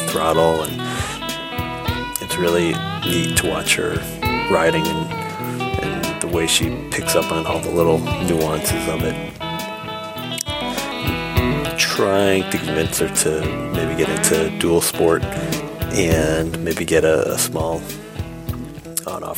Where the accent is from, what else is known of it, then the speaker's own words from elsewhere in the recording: Springfield, Massachusetts, United States; I was born in Springfield